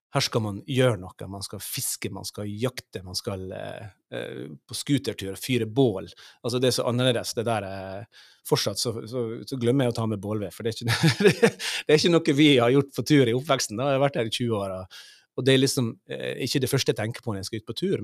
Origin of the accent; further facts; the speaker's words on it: Sunnmøre, Møre og Romsdal, Norway; moved away as an adult; also born or lived in Ålesund; now in Sør-Varanger, Norway; jeg kommer fra fra Sunnmøre